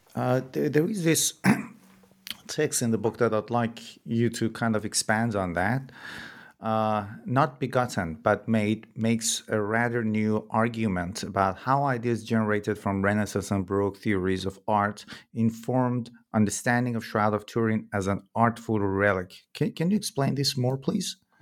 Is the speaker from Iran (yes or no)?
yes; Iran; moved away as an adult; I'm originally from Iran myself, and I remember when I was a kid, there were people who would go to some shrines in different cities in Iran